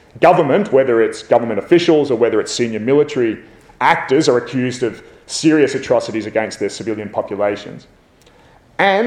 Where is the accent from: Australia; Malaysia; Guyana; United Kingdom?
Australia; as an Aussie